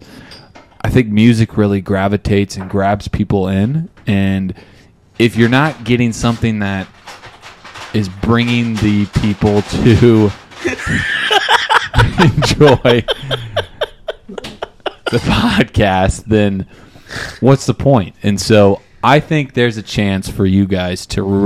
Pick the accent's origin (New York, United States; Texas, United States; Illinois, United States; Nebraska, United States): Nebraska, United States; Omaha; Born and raised in Omaha.